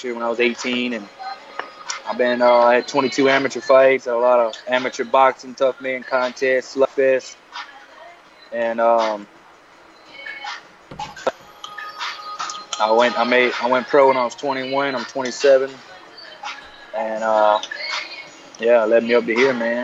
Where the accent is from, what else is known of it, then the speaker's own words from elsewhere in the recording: McIntosh, Alabama, United States; I grew up in McIntosh, Alabama